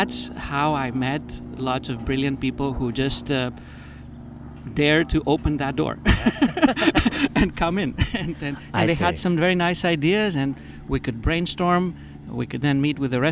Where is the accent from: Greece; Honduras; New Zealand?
Greece; moved away; also born or lived in Boston / United States; I grew up in Greece, Greece has always been in my mind as a destination. I'm kind of split between two continents, two countries, two civilizations.